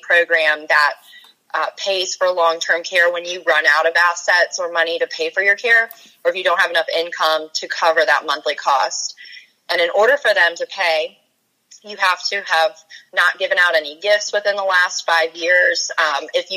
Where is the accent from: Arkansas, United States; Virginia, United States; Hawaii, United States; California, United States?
Virginia, United States; also born or lived in Charleston, South Carolina; I grew up in Virginia, so I wanted to come back